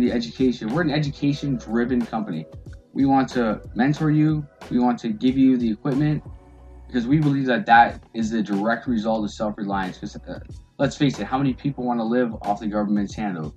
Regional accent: Windsor, Ontario, Canada; I'm from uh, just around the corner, Windsor, Ontario

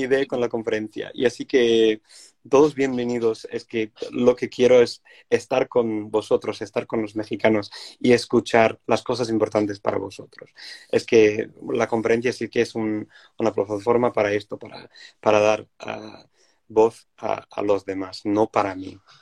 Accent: Wales, United Kingdom; Spanish is a second language; moved away; soy una persona indígena y de, mi país y, tenía que volver a, recuperar mi idioma, que era el galés, mi idioma de, mi, familia

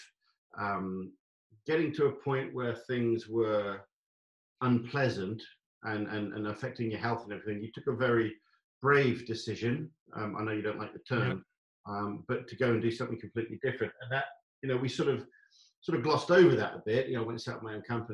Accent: England, United Kingdom; moved away as an adult; also born or lived in Saudi Arabia / Chile; I'm English

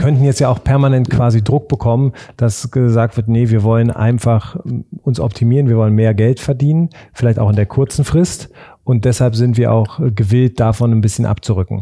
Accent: Hanover, Lower Saxony, Germany; Ich als Hannoveraner

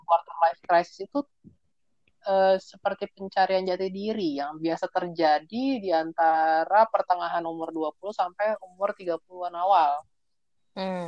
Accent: Java, Indonesia; gua orang Jawa juga

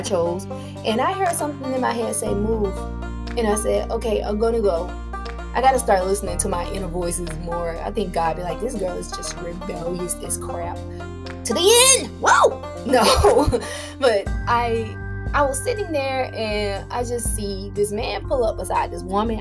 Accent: Tallahassee, Florida, United States; moved away as an adult; I grew up in Florida

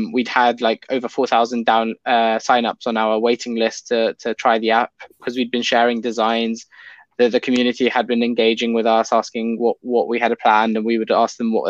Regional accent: London, United Kingdom; I've grown up in the UK, United Kingdom. I'm in London pretty much for my whole life since I was born.

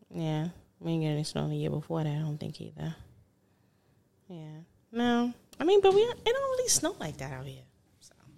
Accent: New York, United States; moved away; I'm from New York

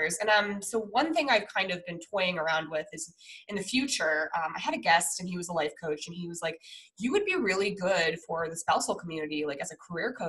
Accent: Denver, Colorado, United States; now in San Diego, United States; I'm from Denver

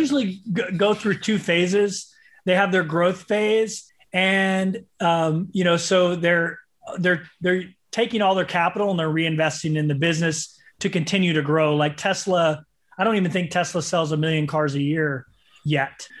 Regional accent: St. Louis, Missouri, United States; I was from Saint Louis

